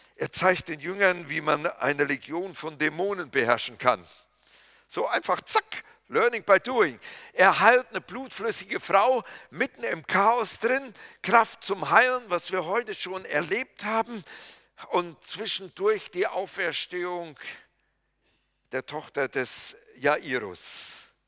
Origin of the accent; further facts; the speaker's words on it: Kreuztal, North Rhine-Westphalia, Germany; moved away; in meiner Heimat weiß ich, das ist von Littfeld bis nach Eichen